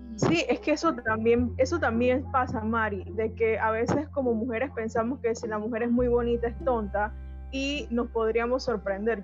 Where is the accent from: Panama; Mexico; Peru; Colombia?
Panama; Bocas del Toro; donde yo vengo en Bocas del Toro